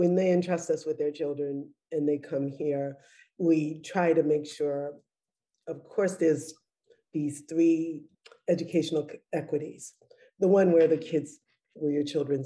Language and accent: English; Boston, Massachusetts, United States; I'm a Bostonian